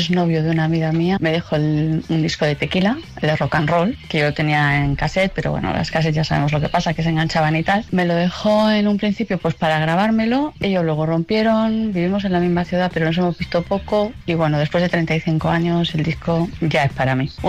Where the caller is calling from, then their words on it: Barcelona, Catalonia, Spain; de Barcelona y yo voy a reivindicar a los que estamos al otro lado